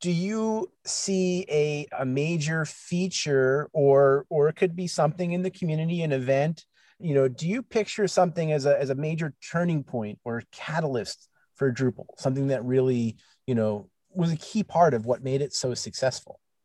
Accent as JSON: {"language": "English", "region": "New York", "country": "United States", "tie": "born or raised there", "said": "growing up in, in New York"}